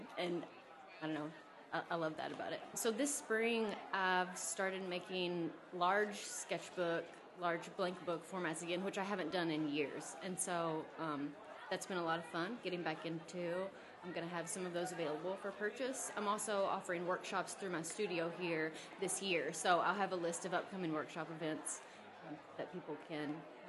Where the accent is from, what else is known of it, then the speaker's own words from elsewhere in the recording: Murray, Kentucky, United States; now in Omaha, United States; I'm a printmaker and bookbinder here in Omaha. I'm originally from Murray, Kentucky, but making myself here.